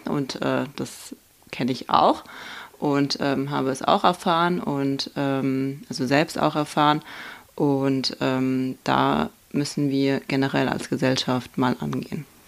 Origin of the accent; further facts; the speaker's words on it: Viernheim, Hesse, Germany; also born or lived in Starokostiantyniv, Khmelnytskyi Oblast, Ukraine; ich komme ja aus Vierenheim und wir sind ja nicht mehr Baden-Württemberg, sondern ähm, Hessen